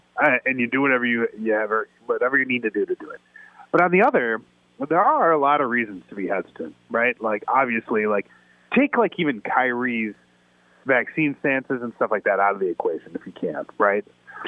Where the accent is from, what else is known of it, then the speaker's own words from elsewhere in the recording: Chicago, Illinois, United States; I mean, I'm a Chicagoan, so to me, a hot dog is a delicacy, right?